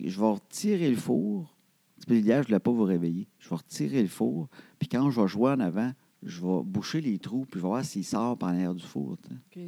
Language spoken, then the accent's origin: French; Trois-Rivières, Quebec, Canada; je viens de Trois-Rivières